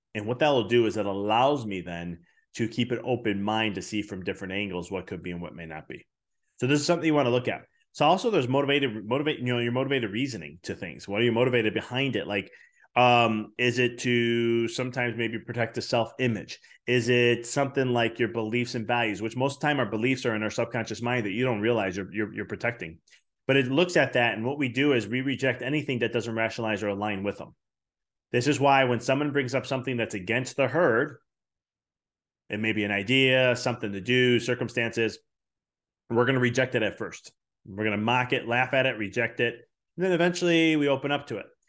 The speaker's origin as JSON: {"language": "English", "town": "Chicago", "region": "Illinois", "country": "United States", "said": "I come from Chicago"}